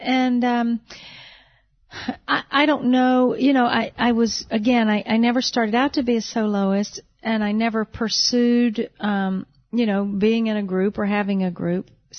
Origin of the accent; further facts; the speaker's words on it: North Carolina, United States; about 2 years ago, we moved to North Carolina, my home state.